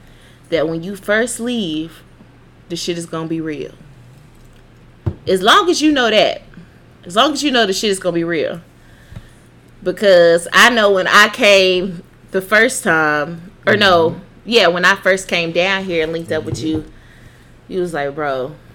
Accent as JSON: {"language": "English", "town": "Greenwood", "region": "Mississippi", "country": "United States", "said": "I am from Greenwood"}